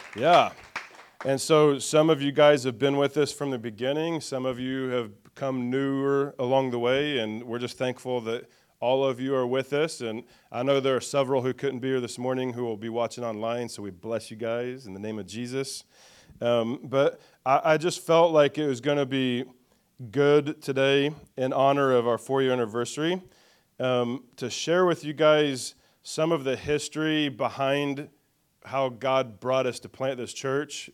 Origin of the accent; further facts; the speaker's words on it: Greenfield, Indiana, United States; was born in Greenfield, Indiana, though, and grew up around the Greenfield and Shirley area, kind of the Hancock County, it's kind of my main growing up area.